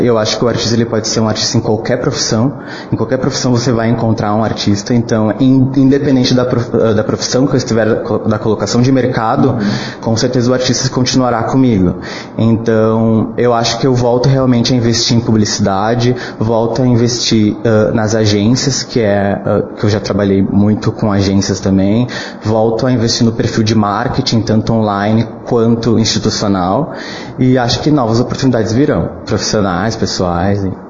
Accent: Venâncio Aires, Rio Grande do Sul, Brazil; moved away as an adult; also born or lived in Porto Alegre metropolitan region; eu sou cria aqui de Venâncio Aires.

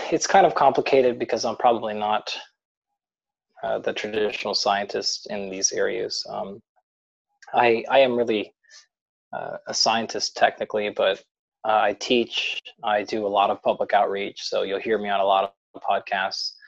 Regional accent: Pacific Northwest, United States; I grew up in the Pacific Northwest, so in the United States out here.

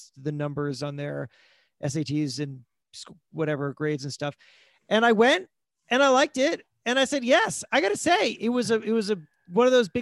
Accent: South Florida, United States; moved away as an adult; also born or lived in Worcester, Massachusetts; now in New York, United States; I grew up in South Florida

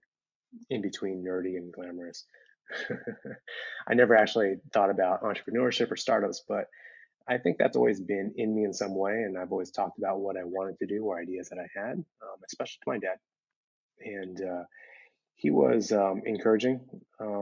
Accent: Bay Area, California, United States; I'm second generation, grew up in the Bay Area in a town that had a lot of Asian Americans around me

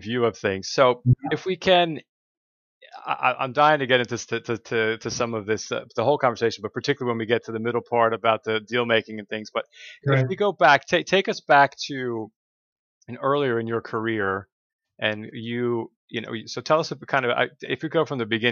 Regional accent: Northeast, United States; I was born in the Northeast in the U.S.

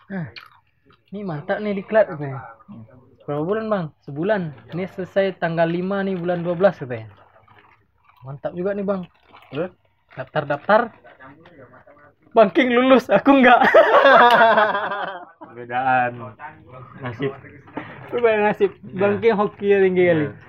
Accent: Bali, Indonesia; enggak memang kami dari Bali udah nggak ada lagi orang dalam

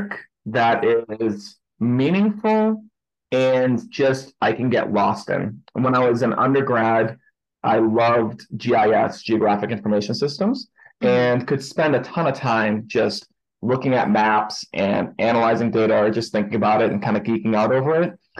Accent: Boston, Massachusetts, United States; also born or lived in New York City; now in Salt Lake City, United States; I originally grew up in Boston, Massachusetts

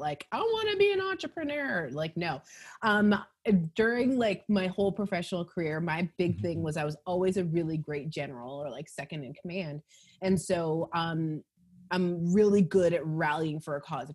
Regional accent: Calgary, Alberta, Canada; also born or lived in Los Angeles, United States; now in Toronto, Canada; I'm Canadian. So I'm actually Calgarian and left there because obviously. And then I went to LA.

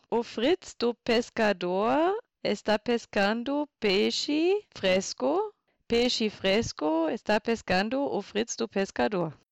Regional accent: Borken, North Rhine-Westphalia, Germany; Portuguese is a second language; moved away as an adult; also born or lived in Bavaria / Brazil; now in Postbauer-Heng, Germany; na verdade eu cresci em Borken

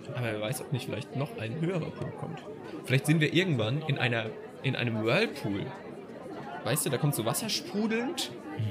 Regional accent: Mannheim, Baden-Württemberg, Germany; moved away as an adult; now in Hamburg, Germany; ich komme aus Mannheim eigentlich

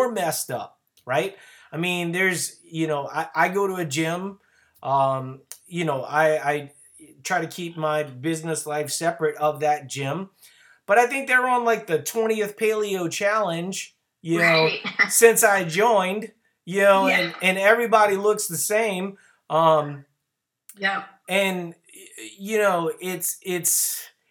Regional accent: Louisiana, United States; now in Minnesota, United States; I live in Minnesota, but no, I'm originally from Louisiana

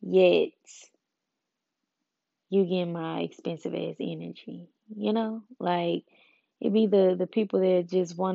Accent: Memphis, Tennessee, United States; I'm from Memphis, where pimping basically like resides

